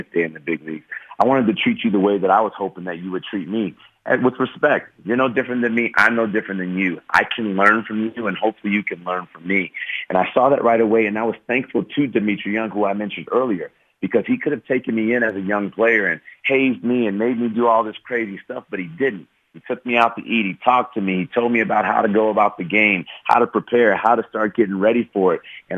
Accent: Chicago, Illinois, United States; moved away as an adult; my hometown in Chicago

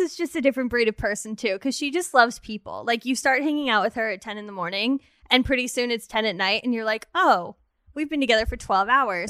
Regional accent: Redondo Beach, California, United States; I grew up in Redondo Beach, California

